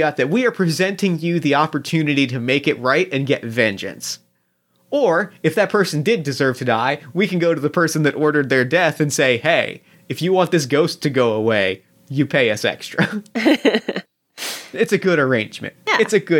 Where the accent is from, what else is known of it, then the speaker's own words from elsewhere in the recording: New Jersey, United States; Much like the boardwalks that I grew up in New Jersey.